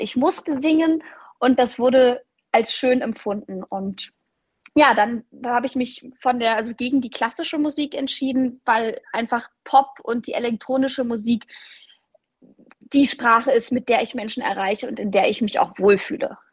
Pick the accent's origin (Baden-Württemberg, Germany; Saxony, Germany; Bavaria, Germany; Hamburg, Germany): Saxony, Germany; Leipzig; ich bin eine richtige Leipzigerin. Ich bin in Leipzig aufgewachsen